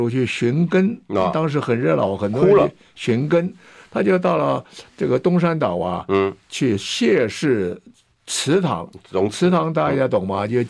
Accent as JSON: {"language": "Chinese", "country": "Taiwan", "tie": "born or raised there", "also_born_or_lived": "Hefei, China", "said": "我是出生在大陆的安徽省的合肥市，就是现在它的省会安徽合肥市。我来台湾时候十岁，我现在八十五岁，所以在台湾有七十五年，吃台湾米，喝台湾水。"}